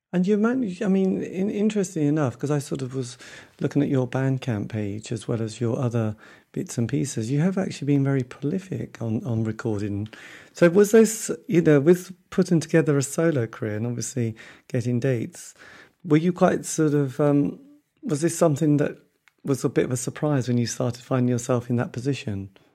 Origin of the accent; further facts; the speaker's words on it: Norwich, East of England, United Kingdom; I come from Norwich, you know, we don't have a lot of amazing bands in this area